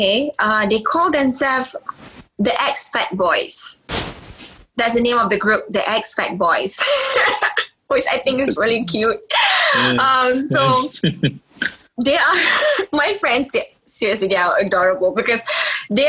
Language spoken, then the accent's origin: English; Malaysia; being Malaysian